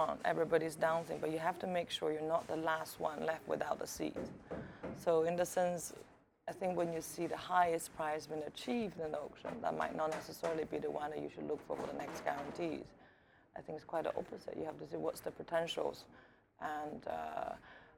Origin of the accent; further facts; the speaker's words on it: England, United Kingdom; also born or lived in China / Miami; I grew up in England since I was very young